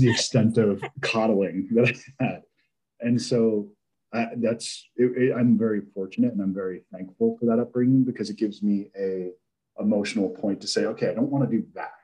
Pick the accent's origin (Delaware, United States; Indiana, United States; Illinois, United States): Delaware, United States; I was raised in Delaware.